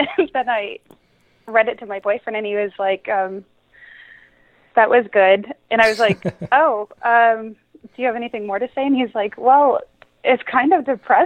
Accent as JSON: {"language": "English", "region": "Florida", "country": "United States", "moved": "yes", "said": "We're from Florida"}